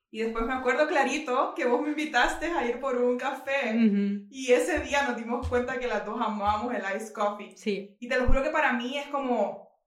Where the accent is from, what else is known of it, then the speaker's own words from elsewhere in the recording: Honduras; soy de Honduras, soy estudiante de arquitectura